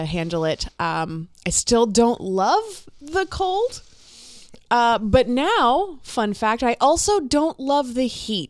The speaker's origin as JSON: {"language": "English", "region": "Florida", "country": "United States", "moved": "as an adult", "lives_now": "Minnesota, United States", "said": "Florida. I'm from Florida."}